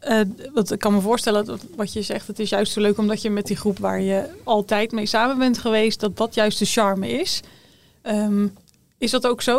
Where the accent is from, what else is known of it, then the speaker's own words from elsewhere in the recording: Middelburg, Zeeland, Netherlands; ik kom uit eh, Middelburg